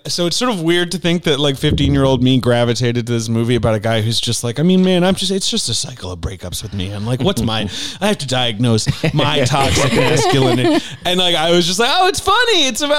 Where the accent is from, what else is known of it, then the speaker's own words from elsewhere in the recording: London, United Kingdom; moved away; I grew up very near the Holloway Road.